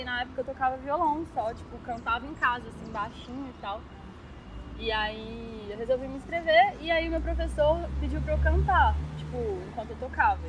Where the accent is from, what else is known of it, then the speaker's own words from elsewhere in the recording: Belo Horizonte, Minas Gerais, Brazil; nasci aqui em BH, mineiríssima